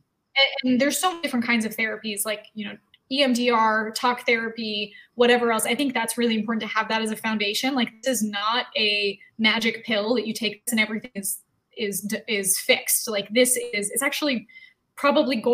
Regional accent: Canada; growing up in Canada

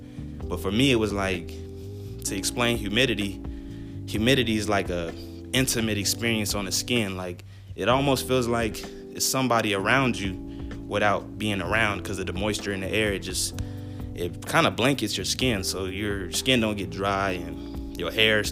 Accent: Antelope Valley, California, United States; also born or lived in Charleston, South Carolina; originally I'm from the Antelope Valley and that's in California

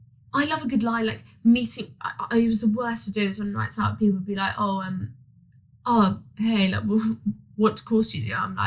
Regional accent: San Diego, California, United States; I'm 28 from San Diego.

